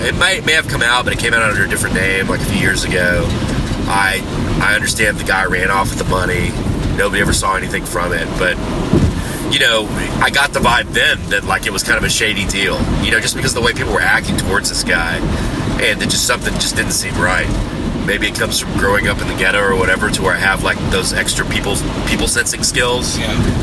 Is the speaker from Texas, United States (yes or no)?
yes; Houston, Texas, United States; I'm from Houston